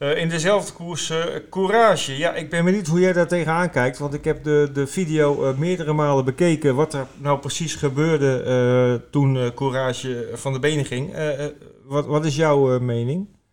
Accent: Groningen, Netherlands; moved away; ik kom uit Groningen oorspronkelijk.

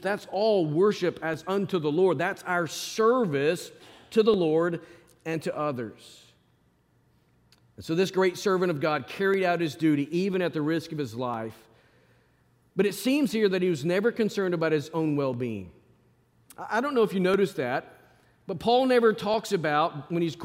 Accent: Arkansas, United States; moved away; I grew up in Arkansas

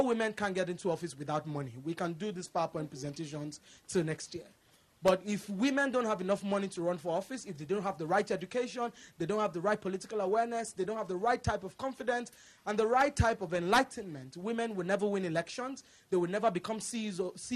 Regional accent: Nigeria; moved away as an adult; now in United States; I come from Nigeria.

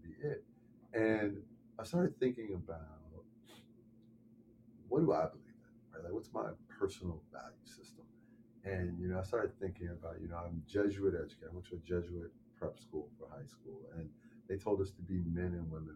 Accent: Chicago, Illinois, United States; I'm also born and raised in Chicago

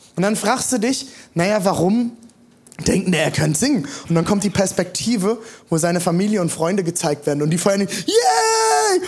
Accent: Germany; born or raised there

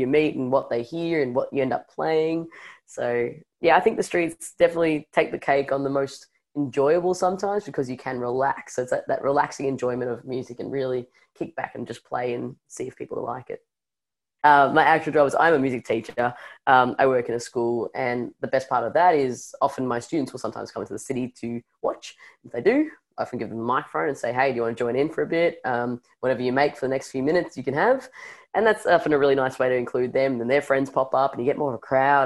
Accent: Melbourne, Victoria, Australia; growing up in Melbourne

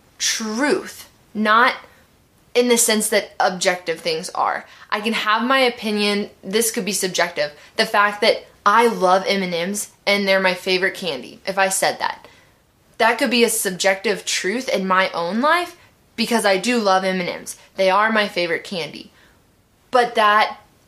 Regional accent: Midwest, United States; I grew up in the Midwest

